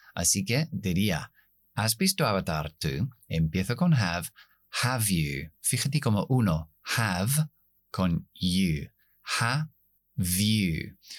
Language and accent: Spanish; United Kingdom; accent: non-rhotic British; Spanish is a second language; yo no pronuncio la R al final, soy británico